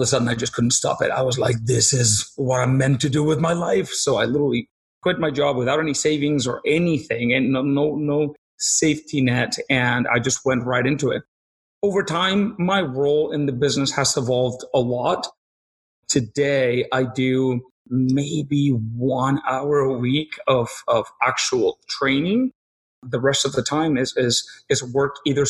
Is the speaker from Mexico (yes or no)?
yes; Mexico; moved away as an adult; also born or lived in Peru; now in Nanaimo, Canada; I grew up in Mexico. When I was about 21 years old, I lived in Peru for about a year